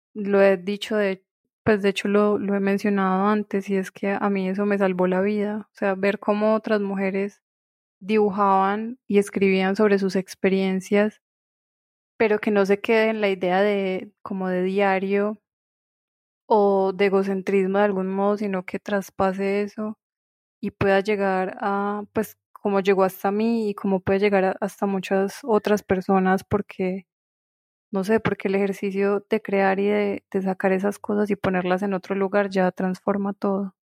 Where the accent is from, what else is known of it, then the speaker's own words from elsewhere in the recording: Pereira, Risaralda, Colombia; soy de Pereira